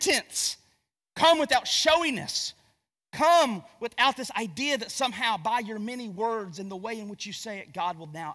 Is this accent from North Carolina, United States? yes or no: yes; Gastonia, North Carolina, United States; I'm from Gastonia, North Carolina